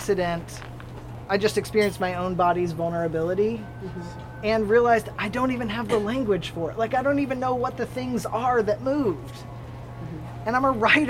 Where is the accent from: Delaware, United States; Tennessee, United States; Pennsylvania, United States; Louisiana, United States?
Tennessee, United States; Hixson; now in Tucson, United States; I grew up in Tennessee in the southeast corner in a place called Hickson